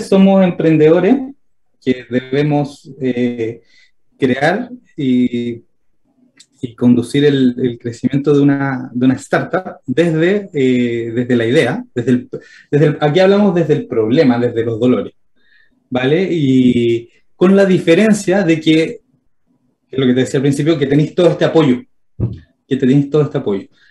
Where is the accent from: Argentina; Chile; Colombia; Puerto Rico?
Chile; Santiago, Santiago Metropolitan Region; siendo santiaguino